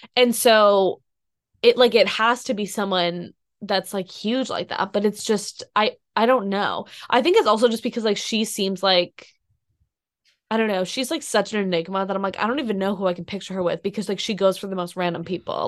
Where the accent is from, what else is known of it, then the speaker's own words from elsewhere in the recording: Boston, Massachusetts, United States; I'm from Boston, like, I grew up being a Tom Brady fan.